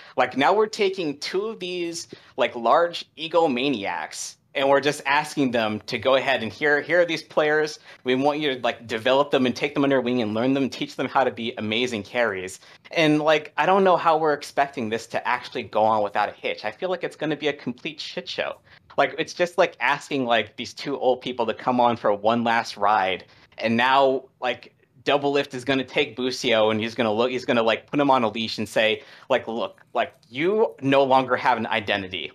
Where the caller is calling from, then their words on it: Washington, District of Columbia, United States; calling from, uh, Washington D C